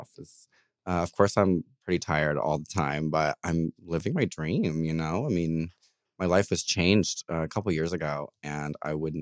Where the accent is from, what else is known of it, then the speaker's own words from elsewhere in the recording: Louisville, Kentucky, United States; moved away; I am from Louisville, Kentucky, originally. So it's nice to be home.